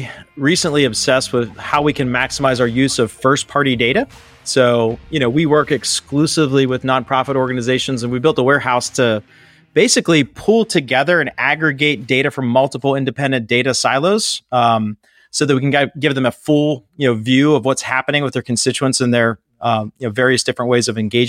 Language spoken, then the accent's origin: English; Pittsburgh, Pennsylvania, United States; So I grew up in Pittsburgh, Pennsylvania, graduated from college right after 9/11